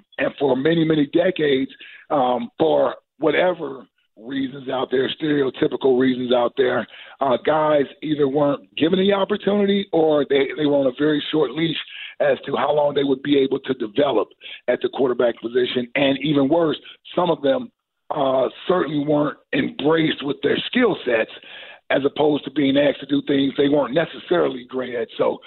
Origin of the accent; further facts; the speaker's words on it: Cincinnati, Ohio, United States; I'm from Cincinnati